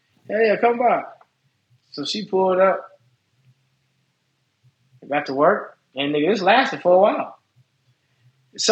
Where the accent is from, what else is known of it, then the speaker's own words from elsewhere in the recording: Las Vegas, Nevada, United States; Well, I'm from Vegas. We're in Vegas.